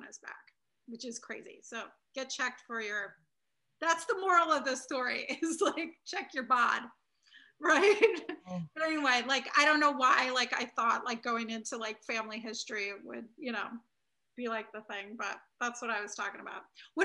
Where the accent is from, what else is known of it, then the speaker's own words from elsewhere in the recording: Chicago, Illinois, United States; I'm from Chicago as well